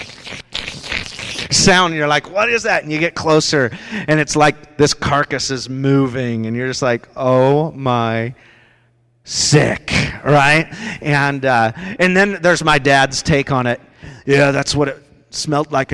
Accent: Rochester, Washington, United States; That's where I grew up. I grew up down in Rochester from the age of 4 to 15

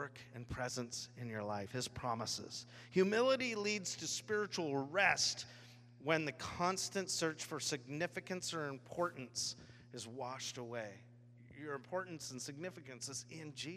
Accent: Washington, United States; I'm grown up here my whole life

